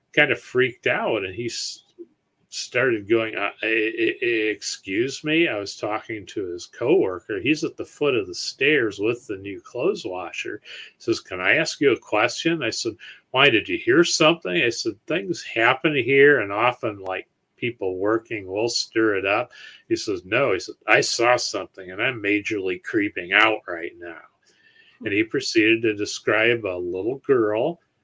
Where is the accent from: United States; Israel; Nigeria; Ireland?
United States; Ohio; we're from Ohio